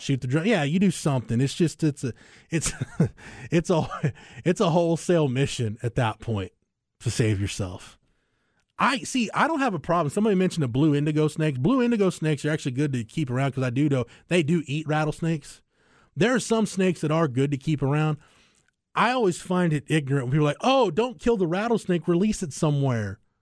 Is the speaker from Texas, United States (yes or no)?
yes; Andes, Texas, United States; I grew up in Andes, so even, even more out in the sticks than you would think.